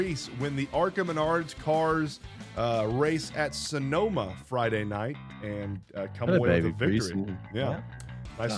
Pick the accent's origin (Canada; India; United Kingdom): Canada; him being a Canadian as well as me